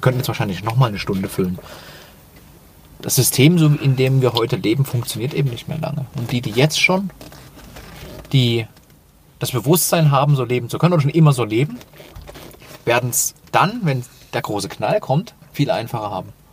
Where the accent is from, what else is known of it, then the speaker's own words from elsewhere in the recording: Dresden, Saxony, Germany; eine Fußballmannschaft äh, aus meiner Heimatstadt